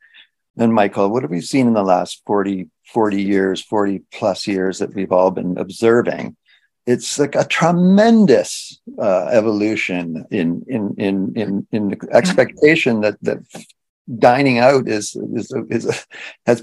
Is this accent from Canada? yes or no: yes; Canada; being Canadian